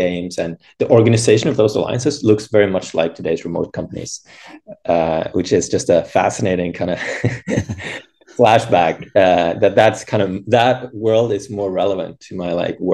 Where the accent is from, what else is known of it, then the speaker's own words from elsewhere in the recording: Norway; moved away as an adult; now in San Francisco, United States; Originally from Norway.